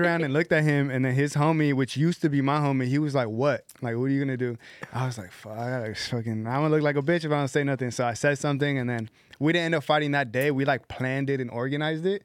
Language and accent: English; Palmdale, California, United States; also born or lived in Mission Hills, Los Angeles / Panorama City, Los Angeles; we moved to Palmdale, and then we grew up out, well, I grew up out there.